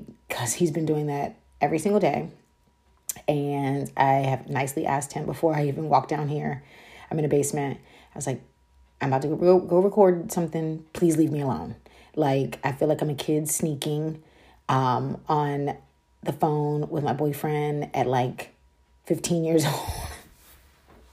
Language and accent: English; Frederick, Maryland, United States; The city is called Frederick in Maryland.